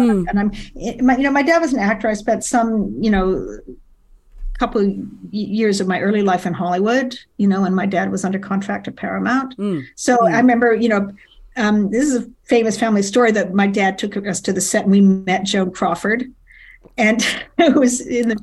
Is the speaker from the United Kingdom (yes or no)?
yes; London, United Kingdom; moved away as an adult; now in New York, United States; I was in London, growing up in London